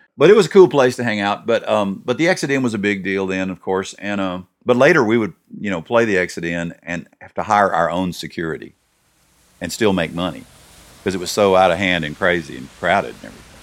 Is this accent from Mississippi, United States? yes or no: yes; Hattiesburg, Mississippi, United States; moved away as an adult; also born or lived in Austin, Texas / Franklin, Tennessee; I was born and raised in Hattiesburg